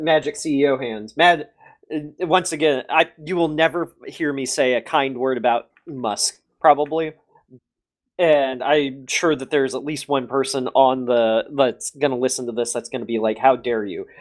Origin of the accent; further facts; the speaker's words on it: United States; I'm American